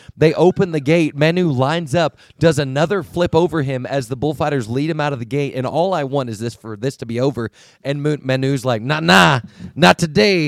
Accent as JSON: {"language": "English", "region": "Texas", "country": "United States", "said": "I'm from Texas"}